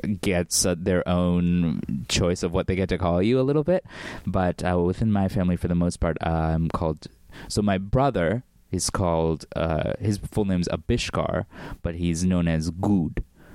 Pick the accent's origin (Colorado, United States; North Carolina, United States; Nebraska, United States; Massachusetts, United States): Massachusetts, United States; also born or lived in Bengal, India (ancestry); the community that I grew up in Massachusetts, and it's like Indians, but we're from a part of India called Bengal.